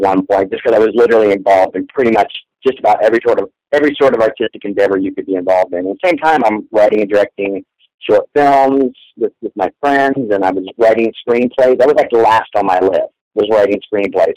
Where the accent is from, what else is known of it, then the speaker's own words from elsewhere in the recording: Orlando, Florida, United States; I grew up in Orlando